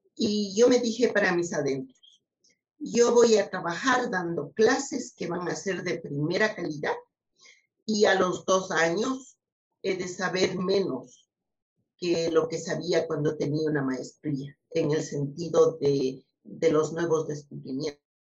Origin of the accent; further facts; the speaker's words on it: Ecuador; also born or lived in United States; a la sociedad de donde vengo